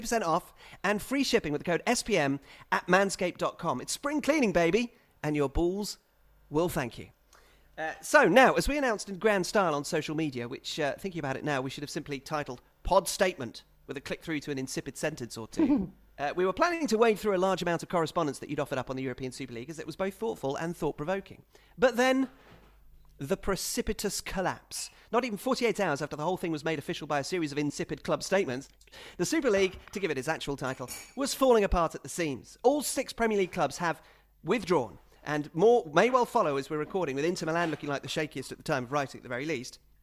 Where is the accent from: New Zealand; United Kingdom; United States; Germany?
United Kingdom; England; I'm English